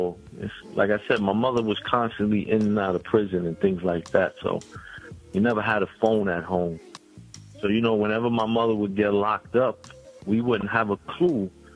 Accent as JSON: {"language": "English", "town": "New York City", "region": "New York", "country": "United States", "tie": "born or raised there", "said": "I'm from Brownsville, Brooklyn. I'm from the Marcus Garvey Village in Brownsville, Brooklyn. That's a housing complex"}